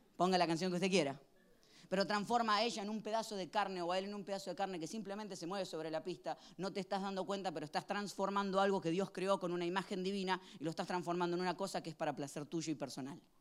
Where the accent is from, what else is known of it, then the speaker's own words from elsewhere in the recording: Argentina; Cuando era chiquito en Argentina